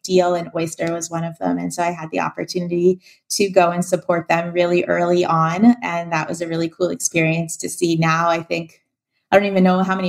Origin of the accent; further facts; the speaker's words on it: United States; moved away as an adult; also born or lived in Europe; I'm an American that's a digital nomad and spends most of my time in Europe